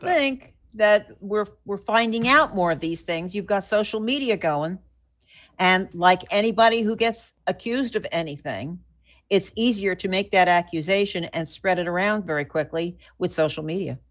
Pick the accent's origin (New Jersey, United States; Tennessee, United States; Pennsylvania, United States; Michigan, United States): New Jersey, United States; when I was growing up in New Jersey